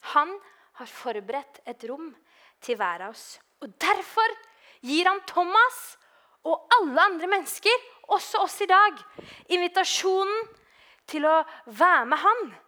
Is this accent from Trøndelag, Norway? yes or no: no; Oslo, Norway; moved away; i Oslo, da. Eh, der jeg er fra